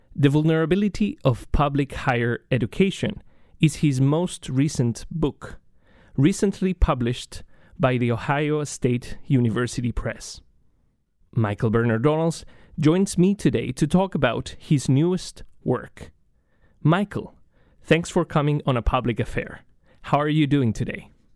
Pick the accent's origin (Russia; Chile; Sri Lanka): Chile; moved away as an adult; now in United States; I am originally from Chile.